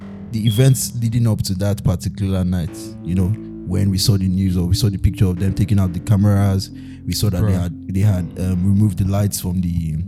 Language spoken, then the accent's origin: English; Nigeria; moved away; as Nigerian youth